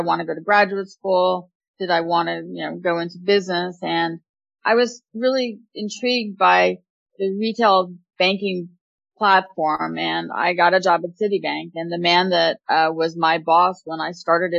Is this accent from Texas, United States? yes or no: no; Montclair, New Jersey, United States; I grew up in Montclair, New Jersey